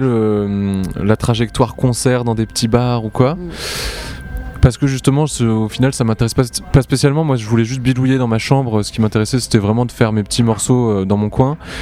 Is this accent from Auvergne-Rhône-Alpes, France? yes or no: no; Montpellier, Occitania, France; je viens de Montpellier